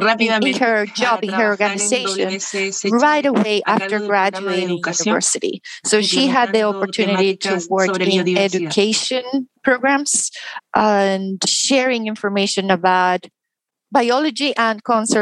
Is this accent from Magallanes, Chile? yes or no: yes; Puerto Natales, Magallanes, Chile; I was born in Puerto Natales, a small town at the very south of Chile. So I did all high school there.